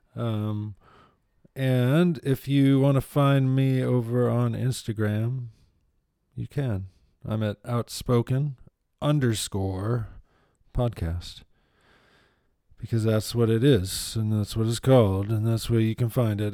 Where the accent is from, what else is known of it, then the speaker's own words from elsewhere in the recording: Ann Arbor, Michigan, United States; I grew up in Ann Arbor, which is about as liberal as you can get